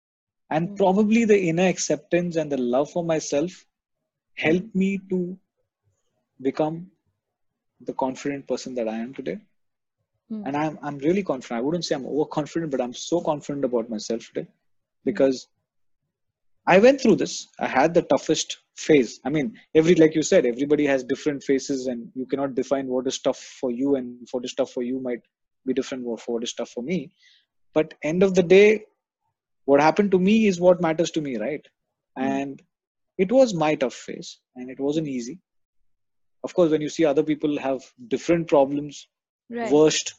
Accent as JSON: {"language": "English", "region": "Kerala", "country": "India", "also_born_or_lived": "Dubai", "moved": "yes", "said": "I'm from Kerala"}